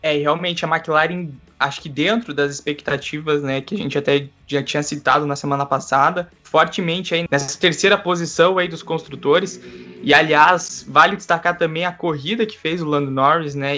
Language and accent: Portuguese; Curitiba, Paraná, Brazil; aqui em Curitiba, inclusive é lugar que estou neste momento somos de Curitiba